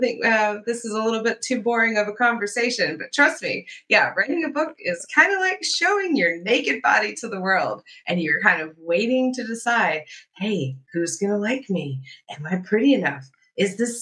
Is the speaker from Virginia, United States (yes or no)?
yes; Southwest Virginia, United States; I grew up in Southwest Virginia